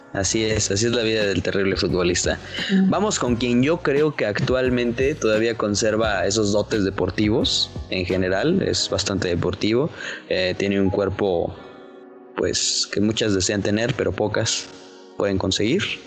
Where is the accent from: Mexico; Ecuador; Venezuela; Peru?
Mexico; Toluca, State of Mexico; Yo soy de Toluca